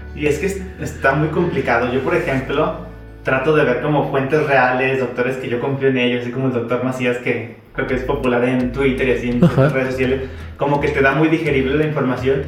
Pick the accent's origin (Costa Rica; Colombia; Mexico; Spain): Mexico; somos mexicanos